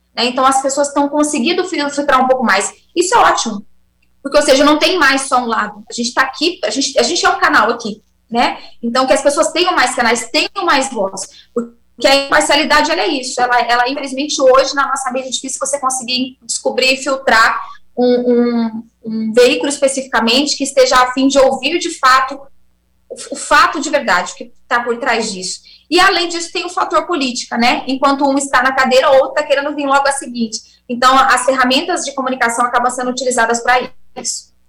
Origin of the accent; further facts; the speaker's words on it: Brazil; como brasileira que sou